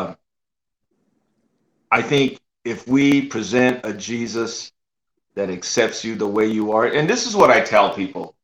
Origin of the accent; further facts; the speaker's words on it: San Jose, California, United States; moved away as an adult; also born or lived in Oklahoma; I'm from the Bay Area, bro. I grew up, I was there.